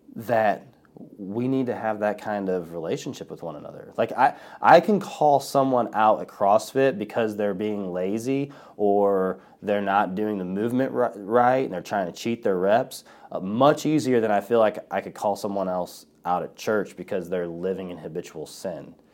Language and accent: English; Collinsville, United States; Collinsville Community Church, and it's here in my, in my hometown